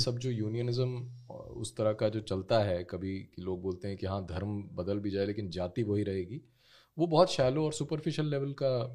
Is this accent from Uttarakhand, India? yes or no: no; Jammu and Kashmir, India